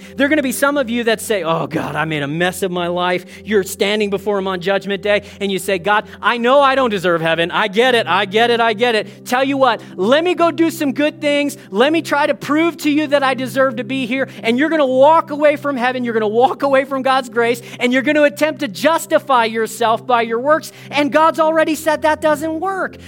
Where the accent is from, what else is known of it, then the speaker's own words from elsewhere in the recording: United States; now in Canada; as an American boy